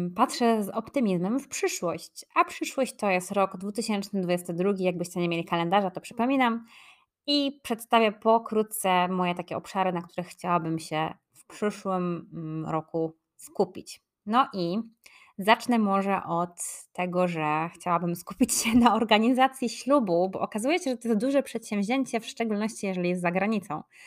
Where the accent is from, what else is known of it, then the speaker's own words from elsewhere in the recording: Poznań, Greater Poland, Poland; moved away; mojego rodzinnego miasta Poznań